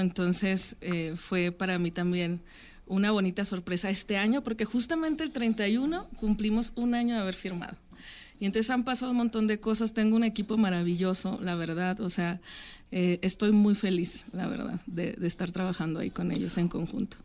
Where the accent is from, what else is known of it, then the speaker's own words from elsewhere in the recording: Francisco I. Madero, Coahuila, Mexico; moved away; yo soy de Francisco y Madero, en Coahuila